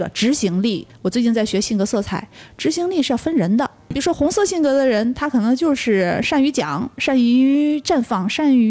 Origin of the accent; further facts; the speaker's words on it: Northeast China, China; also born or lived in Shenzhen; now in Chongqing, China; 我这个东北人